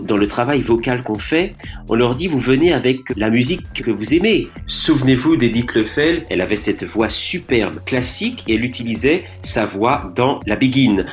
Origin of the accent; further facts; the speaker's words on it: Martinique; moi en tant que Martiniquais